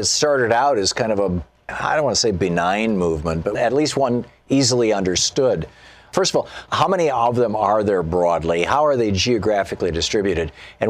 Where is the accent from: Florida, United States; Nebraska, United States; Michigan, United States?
Michigan, United States; Lansing; moved away as an adult; also born or lived in Atlanta, Georgia; I grew up in Lansing, Michigan, and went to Michigan public schools